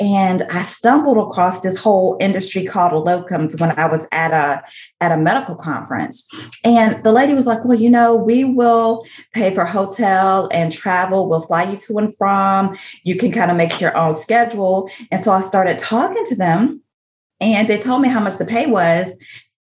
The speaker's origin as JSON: {"language": "English", "town": "Tuscaloosa", "region": "Alabama", "country": "United States", "tie": "born or raised there", "accent": "Southern", "moved": "yes", "lives_now": "Houston, United States", "said": "born and raised in Tuscaloosa, Alabama. So I am a true Southerner. I live in Houston"}